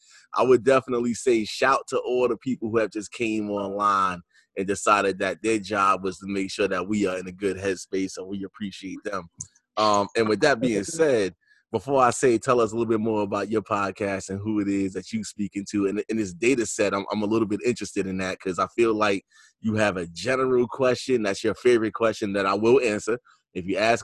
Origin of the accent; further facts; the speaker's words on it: New York, United States; I'm from New York